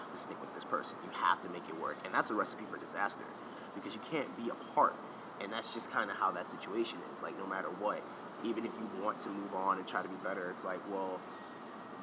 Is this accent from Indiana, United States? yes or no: no; New York City, New York, United States; we're both from Harlem